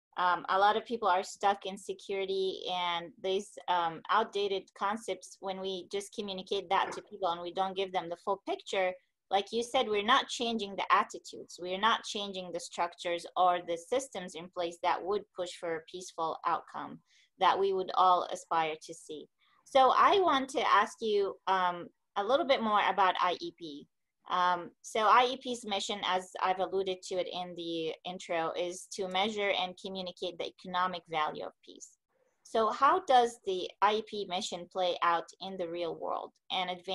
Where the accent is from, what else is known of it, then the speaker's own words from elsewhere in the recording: Palestine; moved away; I'm from Palestine originally